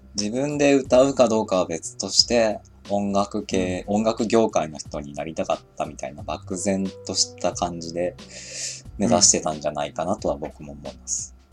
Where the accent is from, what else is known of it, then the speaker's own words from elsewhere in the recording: Shizuoka, Japan; それこそ静岡生まれだから